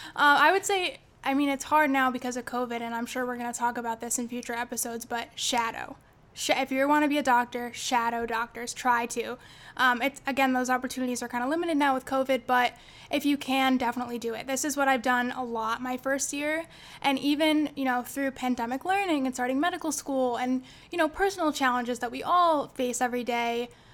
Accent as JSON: {"language": "English", "town": "Jamesville", "region": "New York", "country": "United States", "said": "I'm from Jamesville, New York, which is a little town right outside of Syracuse."}